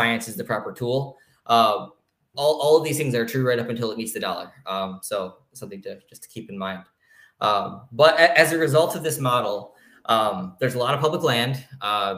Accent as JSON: {"language": "English", "region": "Michigan", "country": "United States", "said": "I'm from Michigan"}